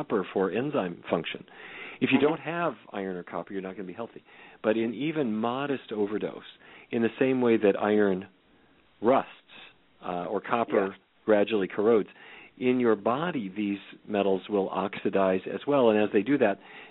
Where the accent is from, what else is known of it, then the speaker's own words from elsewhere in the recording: Fargo, North Dakota, United States; growing up in Fargo, North Dakota, as I did